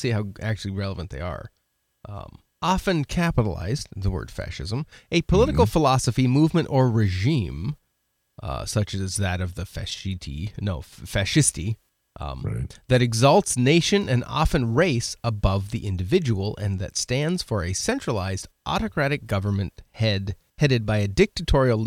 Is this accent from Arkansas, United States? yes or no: no; Oregon, United States; moved away; I grew up in Oregon, and that was kind of how it was back 25 years ago